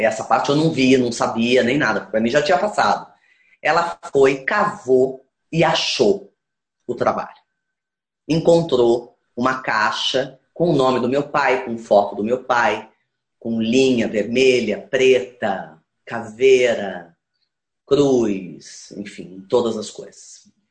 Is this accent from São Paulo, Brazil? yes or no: yes; Campinas, São Paulo, Brazil; Eu sou de Campinas, sou do interior de São Paulo.